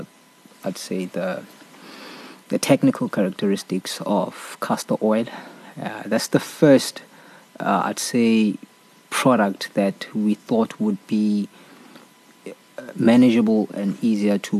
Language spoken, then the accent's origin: English; Soweto, Gauteng, South Africa; I was born and raised in Soweto